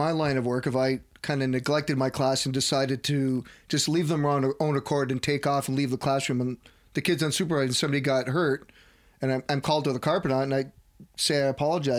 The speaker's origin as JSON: {"language": "English", "country": "Canada", "tie": "born or raised there", "said": "as a Canadian born and raised"}